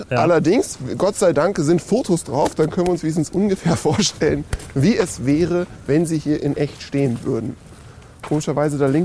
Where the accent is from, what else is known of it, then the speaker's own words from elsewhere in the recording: Northern Germany, Germany; born there; bin äh, noch Norddeutscher geboren